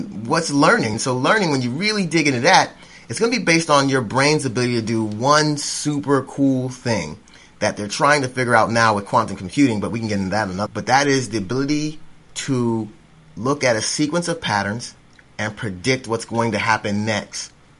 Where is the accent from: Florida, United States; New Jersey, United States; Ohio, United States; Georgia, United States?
Florida, United States; now in Tennessee, United States; I'm a transplant from Florida, but I like being here in East Tennessee now.